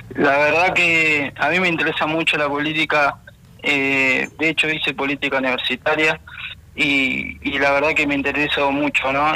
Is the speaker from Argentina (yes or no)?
yes; Bahía Blanca, Buenos Aires Province, Argentina; yo soy de Ingeniero Guay. Eh, Ingeniero Guay es un, es un barrio que queda en Bahía Blanca, provincia de Buenos Aires.